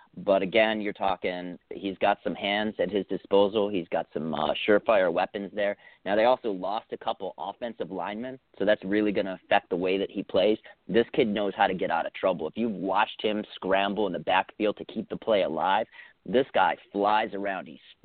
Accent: Buffalo, New York, United States; moved away; I grew up in Buffalo. I grew up as a neighbor to Wade Phillips, Don Beebe, Jim Kelly.

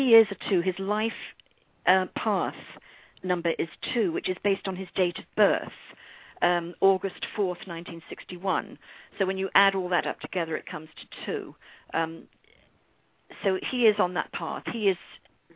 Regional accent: London, United Kingdom; moved away as an adult; now in United States; I was born in London from an English mother and an Irish father.

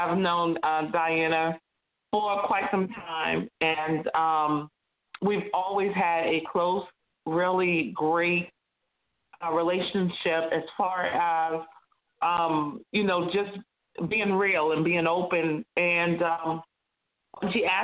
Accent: Massachusetts, United States; I was born and raised in Massachusetts

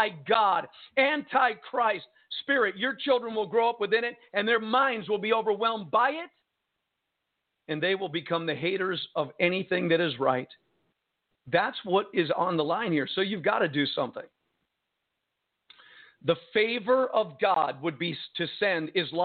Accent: United States; as American citizens

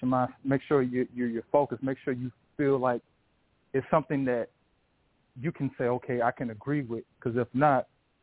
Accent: Warner Robins, Georgia, United States; moved away as an adult; now in Northern Virginia, United States; I'm from Warner Robins, Georgia. I'm currently in Northern Virginia right now. I've been here for about 10 years

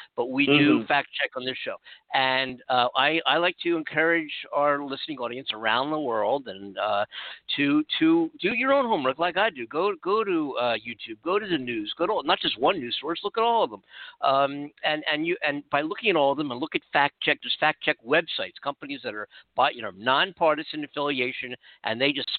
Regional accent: California, United States; California, where I am right now, We have 466,550 confirmed cases in my home state of California.

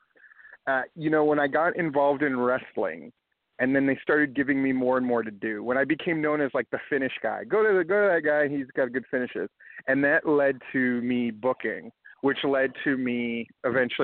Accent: Hawaii, United States; I grew up in Hawaii

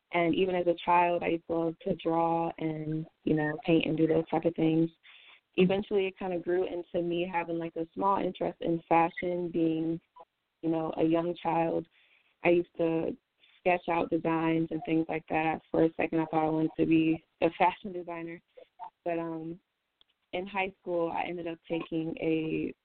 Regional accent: Milwaukee, Wisconsin, United States; moved away as an adult; also born or lived in North Carolina; now in Charlotte, United States; I was born in Milwaukee, Wisconsin.

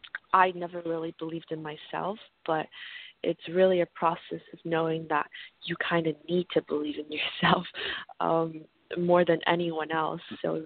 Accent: Canada; also born or lived in San Diego; I grew up partially in Canada, but I went to high school in San Diego, California.

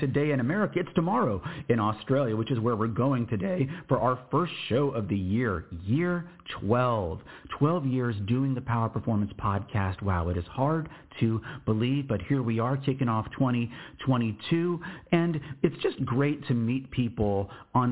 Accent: United States; as an American

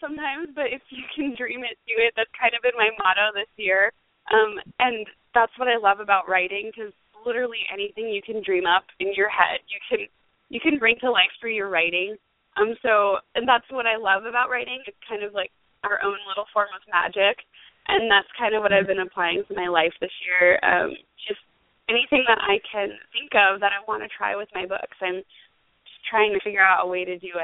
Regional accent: Pennsylvania, United States; now in St. Augustine, United States; I just got to go home to my hometown in Pennsylvania and speak at my old high school

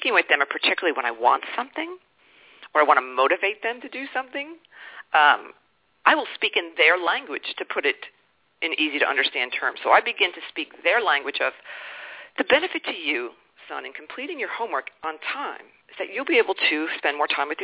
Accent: East Coast of the United States, United States; I was born and raised on the East Coast of the United States

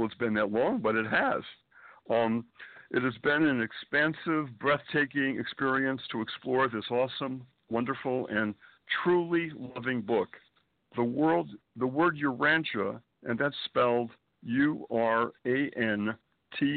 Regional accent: Springfield, Massachusetts, United States; moved away as an adult; also born or lived in Boston / New York City; I was born and raised in New England, Springfield, Massachusetts, to be precise

